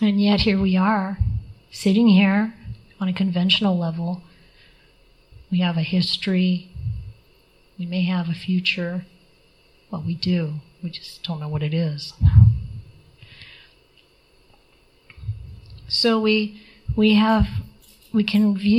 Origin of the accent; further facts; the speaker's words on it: Midwest, United States; I come from the Midwest